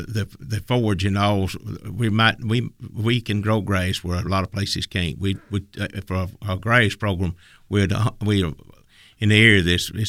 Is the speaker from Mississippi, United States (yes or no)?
yes; Tylertown, Mississippi, United States; from Tylertown, Mississippi, L&M Dairy, and I am Genuine Mississippi.